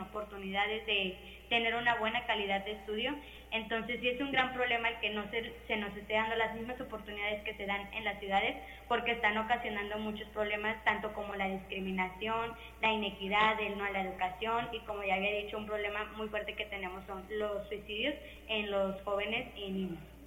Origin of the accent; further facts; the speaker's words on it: Ixhuatlancillo, Veracruz, Mexico; el pueblo de donde somos nosotros, de Izcuatlancillo